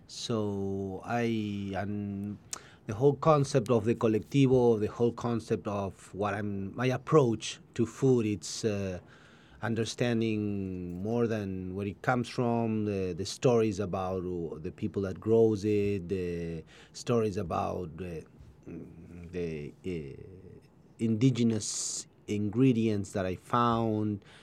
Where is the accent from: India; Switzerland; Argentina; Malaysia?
Argentina; Buenos Aires; English is a second language; now in Ojai, United States; I'm from Buenos Aires, from Argentina.